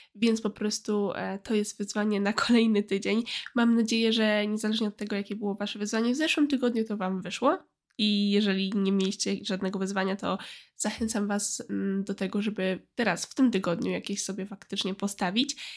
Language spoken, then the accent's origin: Polish; a village near Poznań, Greater Poland, Poland; moved away as an adult; na mojej wsi pod Poznaniem